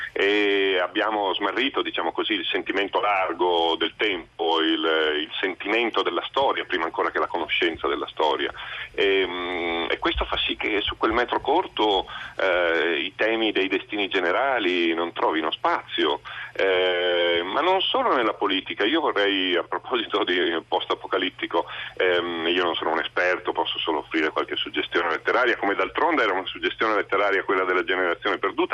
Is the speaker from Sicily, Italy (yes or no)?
no; Venice, Veneto, Italy; io sono cresciuto a Venezia negli anni 70 e 80